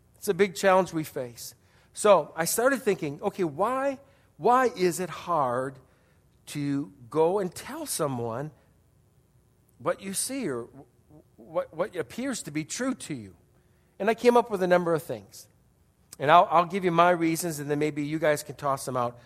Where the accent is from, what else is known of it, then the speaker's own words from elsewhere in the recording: Wisconsin, United States; moved away; I grew up in Wisconsin